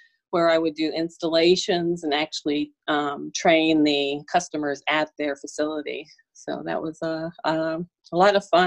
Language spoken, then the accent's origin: English; Pittsburgh, Pennsylvania, United States; moved away as an adult; also born or lived in Brandon, Florida; now in Birmingham, United States; I grew up, and so did my husband, we grew up in Pittsburgh